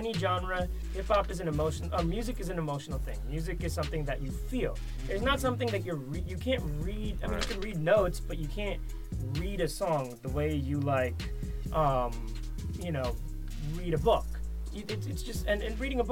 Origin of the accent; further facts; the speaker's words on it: Boston, Massachusetts, United States; I went to Boston High School in Boston.